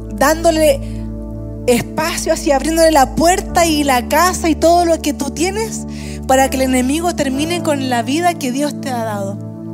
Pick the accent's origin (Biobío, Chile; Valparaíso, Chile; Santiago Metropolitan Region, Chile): Santiago Metropolitan Region, Chile; Puente Alto; yo también nací en Puente Alto. Eh, y saben que eh, viví los primeros cinco años de mi vida muy cerca de nuestro campus en Puente Alto, unas dos calles más atrás. Pero desde los cinco años hasta como los 20, 22 quizás, viví en la peor población de Puente Alto.